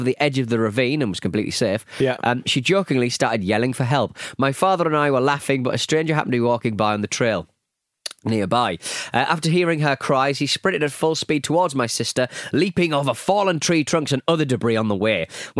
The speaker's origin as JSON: {"language": "English", "town": "Cleveland", "region": "Ohio", "country": "United States", "tie": "born or raised there", "said": "I grew up in Cleveland, Ohio."}